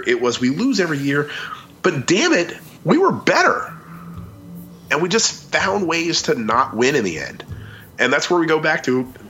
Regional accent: Maryland, United States; When I was a little kid growing up in Maryland

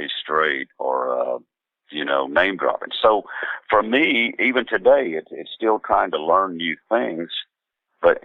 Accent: Southeast Oklahoma, United States; growing up in Southeast Oklahoma with my grandparents and everybody

